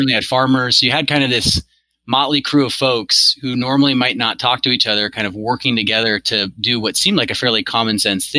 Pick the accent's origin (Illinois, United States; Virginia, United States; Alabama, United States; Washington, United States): Washington, United States; Seattle; Born and raised in Seattle, still here